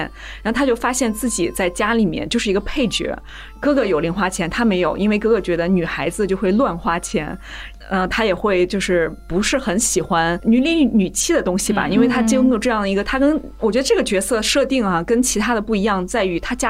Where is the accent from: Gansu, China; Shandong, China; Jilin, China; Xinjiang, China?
Shandong, China; born there; 因为我这个是卢女，就是我出生在山东，我们那是卢家的一个重地，就是从小我们受到的那种思想还是特别规训的